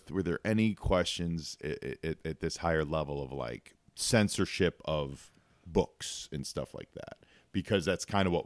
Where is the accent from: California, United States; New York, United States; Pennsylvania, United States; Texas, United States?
Pennsylvania, United States; Philadelphia; My hometown.